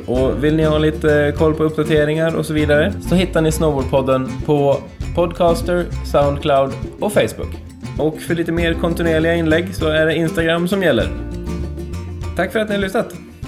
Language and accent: Swedish; Alfta, Gävleborg County, Sweden; Jag är ju från Alfta